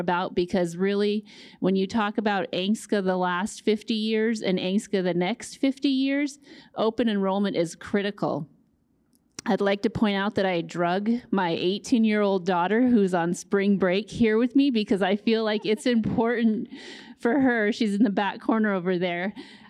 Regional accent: Fairbanks, Alaska, United States; I grew up in Fairbanks, spent a lot of time on the Yukon and in Nulato.

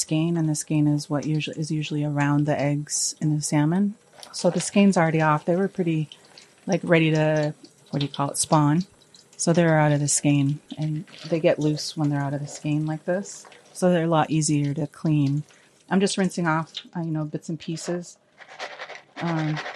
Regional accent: Kake, Alaska, United States; I'm from Chaihit of the Saguidi clan here in Cake, or Kik

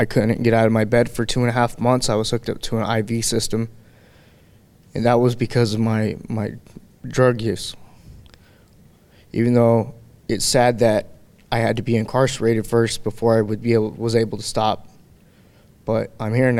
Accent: Anchorage, Alaska, United States; I'm from Anchorage, Alaska

